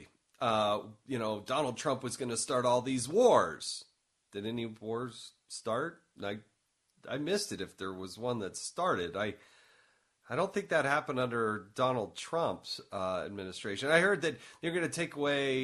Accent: Utah, United States; my hometown's Utah

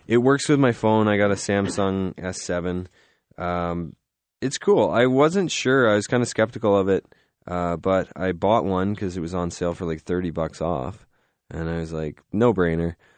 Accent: Canada; we're Canadian

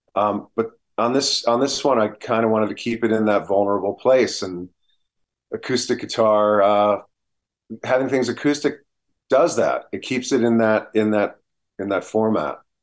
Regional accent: New Jersey, United States; I'm from New Jersey, so I know the, the Northeast spirit that comes about

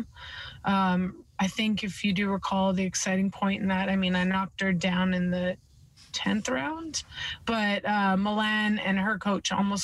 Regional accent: Edmonton, Alberta, Canada; I'm from the west side of the country, you know, Alberta, Edmonton, Alberta, hometown

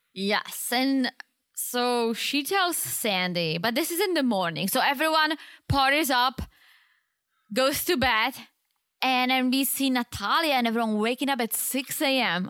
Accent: Czechia; moved away; In my hometown

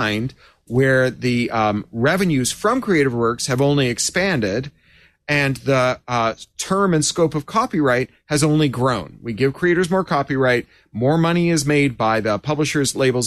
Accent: Toronto, Ontario, Canada; growing up in Toronto

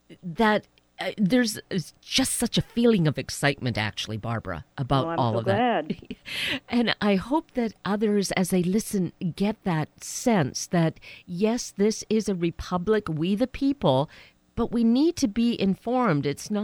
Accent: Canada; now in United States; I myself am a naturalized citizen because I moved here from Canada.

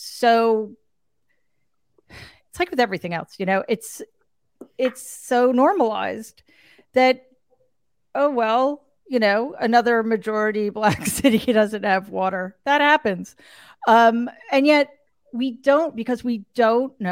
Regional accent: New York City, New York, United States; also born or lived in Long Island; I grew up in Queens, and I recently moved from Long Island back into the city.

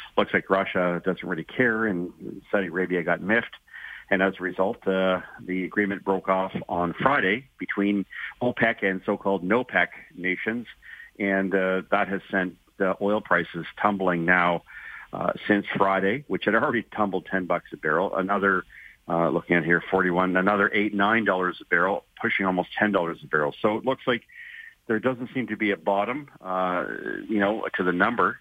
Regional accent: Ontario, Canada; I'm from Ontario.

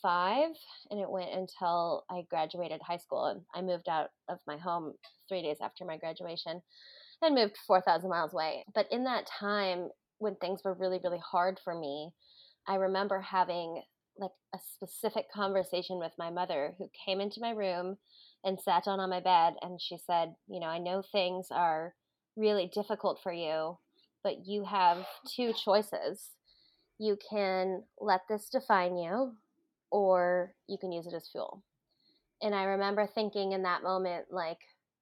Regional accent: Hawaii, United States; I grew up in Hawaii

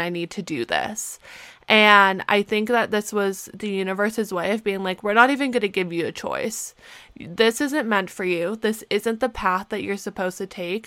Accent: Canada; moved away as an adult; also born or lived in Pittsburgh; being a Canadian student

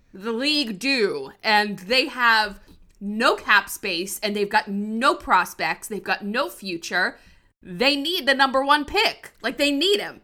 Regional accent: New Jersey, United States; where I lived, there were no Flyers fans. It was all Rangers fans

